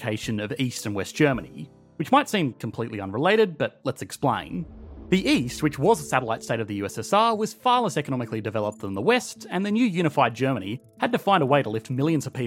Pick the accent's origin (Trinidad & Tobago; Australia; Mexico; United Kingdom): Australia; as an Australian